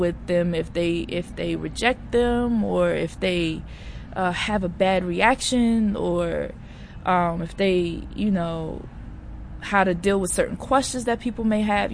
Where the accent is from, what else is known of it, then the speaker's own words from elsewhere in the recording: Maryland, United States; I'm actually from Maryland